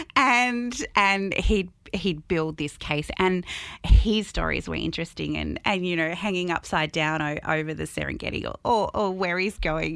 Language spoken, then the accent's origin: English; Albury, New South Wales, Australia; also born or lived in Sydney; I moved here when I was five, six years old